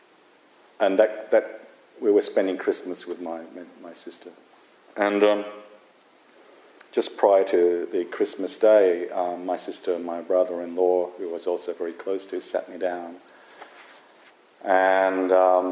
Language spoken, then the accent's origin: English; Wollongong, New South Wales, Australia; this little town where I grew up in Australia called Wollongong, which is near Sydney